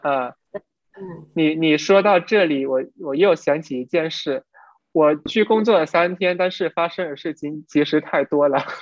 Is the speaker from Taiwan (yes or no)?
no; Vietnam; Chinese is a second language; 我们都是越南人